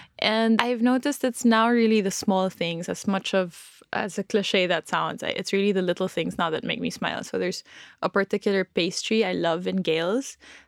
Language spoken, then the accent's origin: English; Philippines; born there; also born or lived in Hong Kong; So I was born in the Philippines, but in my early years, wow, I'm speaking like I'm 8 years old.